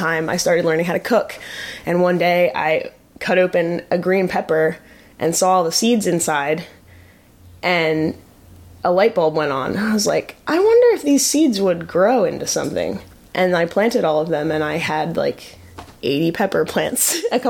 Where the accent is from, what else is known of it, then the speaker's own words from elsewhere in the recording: New Jersey, United States; I grew up in South Jersey